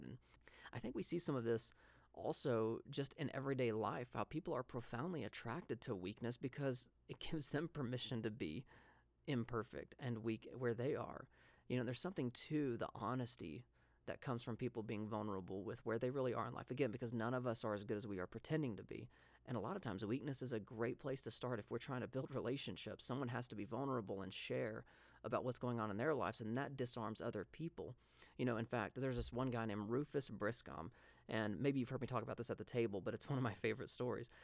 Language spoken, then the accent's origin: English; the South, United States; now in Montana, United States; when Christy and I first moved up to Montana, um, we come from the South